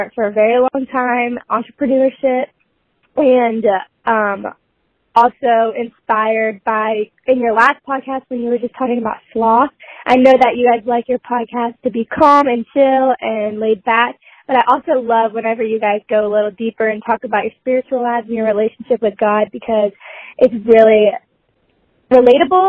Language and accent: English; Auburn and Birmingham, Alabama, United States; moved away as an adult; I was from Auburn and Birmingham